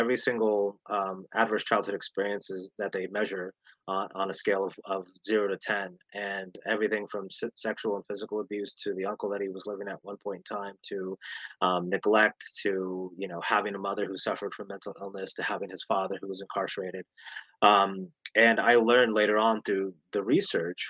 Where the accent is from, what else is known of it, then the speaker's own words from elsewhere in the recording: Las Vegas, Nevada, United States; in the inner city where we grew up in Las Vegas, Nevada